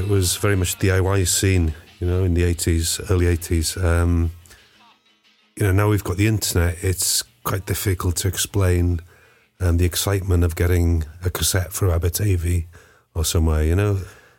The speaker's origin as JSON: {"language": "English", "town": "Bethesda", "region": "Wales", "country": "United Kingdom", "tie": "born or raised there", "said": "Growing up in Bethesda, there was a guitar band Boom there"}